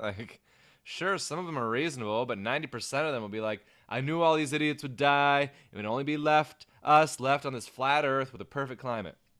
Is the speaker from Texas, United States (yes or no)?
no; Everett, Washington, United States; the historic Everett Theater in my hometown